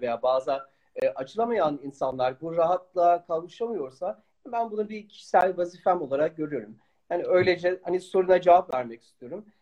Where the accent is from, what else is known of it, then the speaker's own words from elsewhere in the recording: Netherlands; ben Hollanda'da doğuyorum